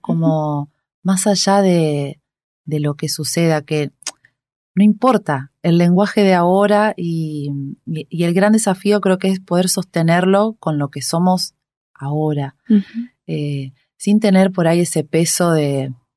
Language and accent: Spanish; Reconquista, Santa Fe, Argentina; moved away as an adult; now in Buenos Aires, Argentina; yo vengo de una ciudad que se llama Reconquista, al norte de la provincia de Santa Fe